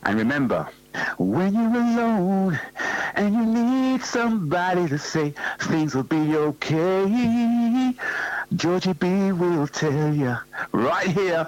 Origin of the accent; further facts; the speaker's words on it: London, United Kingdom; growing up in North London